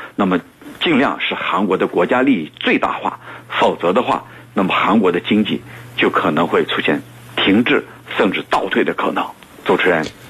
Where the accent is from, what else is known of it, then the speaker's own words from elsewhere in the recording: China; 我作为一个中国人